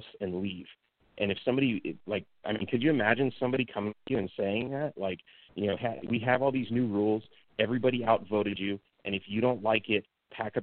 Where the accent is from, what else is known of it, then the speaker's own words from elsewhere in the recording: California, United States; moved away as an adult; also born or lived in Texas; now in Mexico; Growing up in California